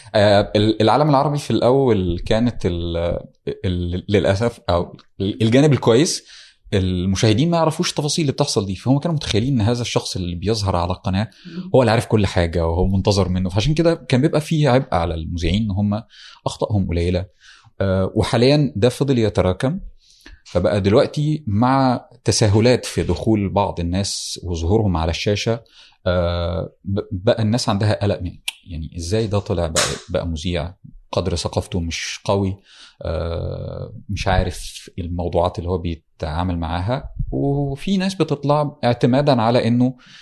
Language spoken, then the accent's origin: Arabic; Damietta Governorate, Egypt; انا من دمياط آه، محافظه ساحليه على البحر المتوسط والنيل من قريه في في دمياط